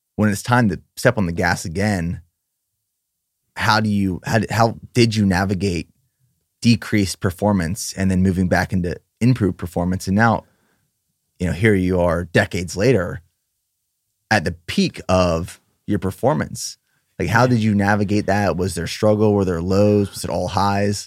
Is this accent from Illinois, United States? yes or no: no; Pennsylvania, United States; moved away; also born or lived in Austin; I'm from Pennsylvania